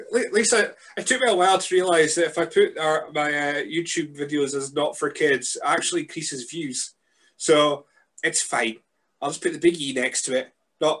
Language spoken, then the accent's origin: English; Scotland, United Kingdom; as a Scotsman